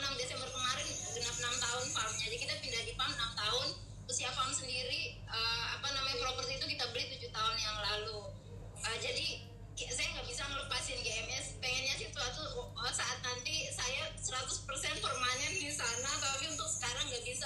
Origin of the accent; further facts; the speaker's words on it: Indonesia; jadi kayaknya uh, kita harus pulang kampung deh ke kampung saya maksudnya ke Indonesia